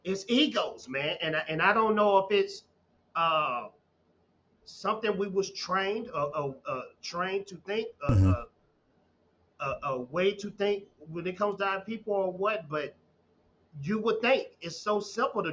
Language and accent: English; a small town in Texas, United States; I'm from Texas, man. From a small town in Texas